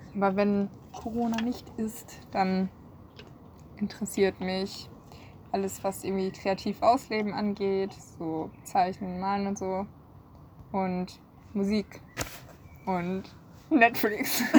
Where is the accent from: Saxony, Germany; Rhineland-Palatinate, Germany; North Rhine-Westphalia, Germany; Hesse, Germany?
North Rhine-Westphalia, Germany; moved away as an adult; now in Marburg, Germany; Ich komme aus NRW